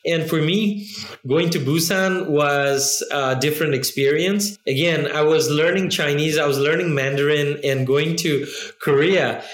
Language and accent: English; Nepal; moved away as an adult; also born or lived in China; I'm from Nepal